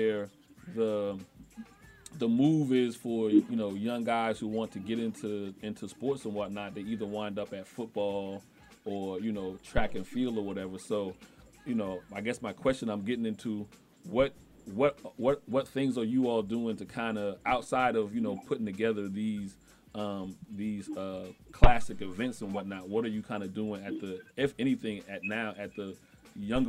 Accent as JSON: {"language": "English", "town": "Charleston", "region": "South Carolina", "country": "United States", "said": "I'm from South Carolina, Charleston"}